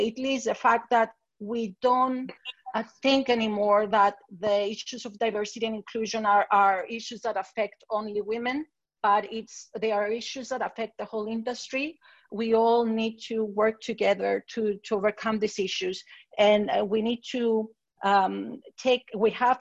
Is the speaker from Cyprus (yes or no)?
yes; Limassol, Limassol District, Cyprus; I come from Cyprus. I grew up in Limassol